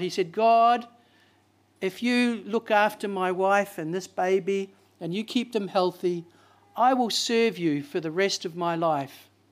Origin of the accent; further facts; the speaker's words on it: Auckland, New Zealand; I'm from South Auckland, you know, South Sidebro